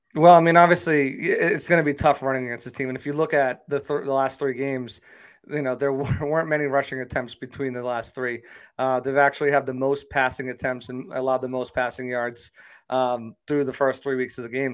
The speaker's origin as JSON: {"language": "English", "region": "New England", "country": "United States", "said": "I am from New England"}